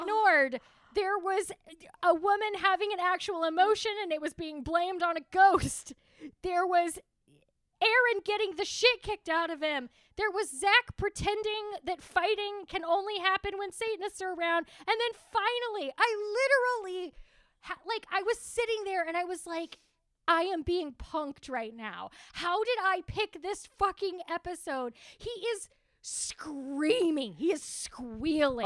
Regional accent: Texas, United States

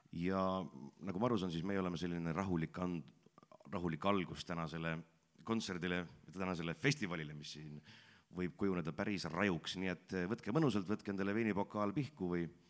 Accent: Pärnu-Jaagupi, Pärnu County, Estonia; ma ise olen pärit siitsamast lähedalt Pärnu Jaagupist, sündinud, kasvanud ja koolis käinud

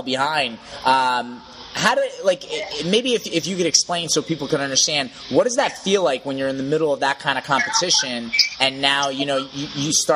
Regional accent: United States; as an American

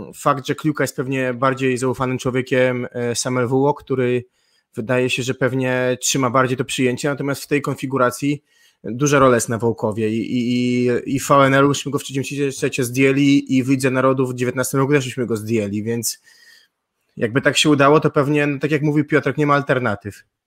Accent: Gdańsk, Pomeranian Voivodeship, Poland; Ja jestem z Gdańska, w Gdańsku się dobrze

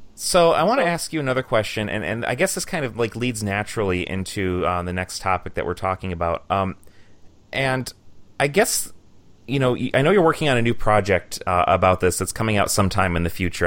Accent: Michigan, United States; now in Green Bay, United States; I was born and raised in Michigan

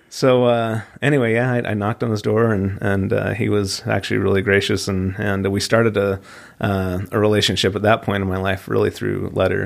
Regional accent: Midvale, Utah, United States; Yeah, so I grew up locally in Midvale, Utah, and grew up, went to East Midvale Elementary and Midvale Middle, and then on to Hillcrest High. So, yeah, local guy.

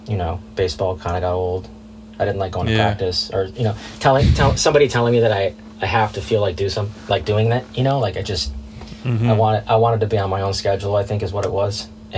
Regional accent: California, United States; Suburbs of Los Angeles. Just picked it up like everybody else in my neighborhood.

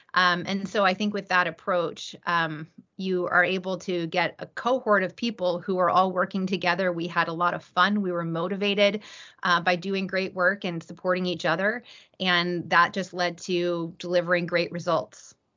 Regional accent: East Coast, United States; I grew up on the East Coast.

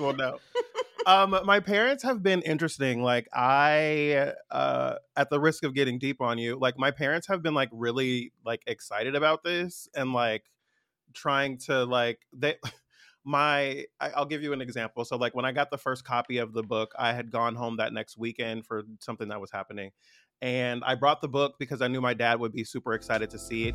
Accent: San Francisco Bay Area, California, United States; I'm from the Bay Area. I'm a tall, light-skinned black man from the Bay

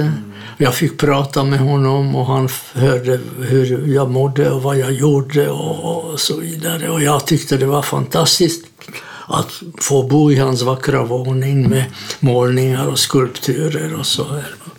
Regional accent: Hodonín, South Moravian Region, Czechia; Swedish is a second language; moved away as an adult; now in Sweden; Jag är född i Tjeckoslovakien i en liten stad i Sydmären som heter Hordonin

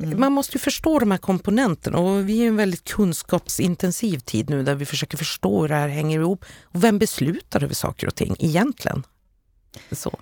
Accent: Luleå, Norrbotten County, Sweden; städer som Luleå där jag kommer ifrån

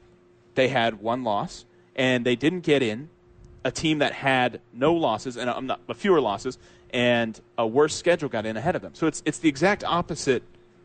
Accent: South Florida, United States; also born or lived in West Virginia; now in New Mexico, United States; I grew up in South Florida. I was a Miami fan

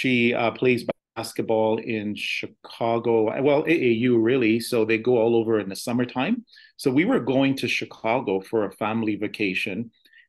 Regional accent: Canada; also born or lived in United States; I'm actually a dual citizen. I'm American and Canadian

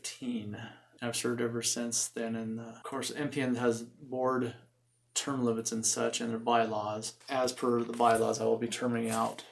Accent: Billings, Montana, United States; I'm a native of Montana, born and raised in Billings area.

